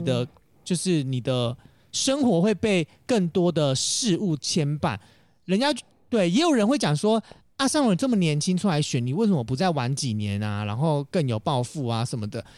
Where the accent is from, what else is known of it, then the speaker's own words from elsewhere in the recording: Taoyuan, Taiwan; also born or lived in Taipei; 土生土长在桃园平镇义民里三十多年哦